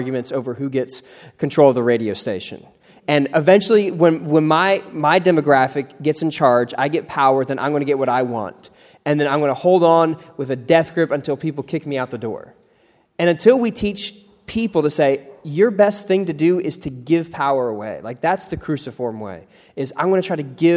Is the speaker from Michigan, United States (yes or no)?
no; Ohio, United States; where I grew up in Ohio